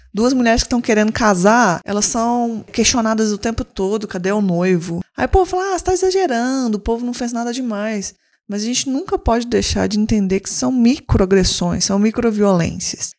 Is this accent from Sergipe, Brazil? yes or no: yes; Aracaju, Sergipe, Brazil; eu sou de Aracaju